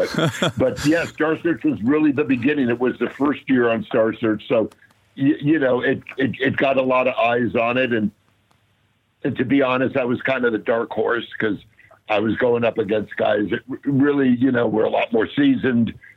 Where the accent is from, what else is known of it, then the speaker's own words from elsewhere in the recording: the Valley, Southern California, United States; I grew up out here in Southern Cal, in the Valley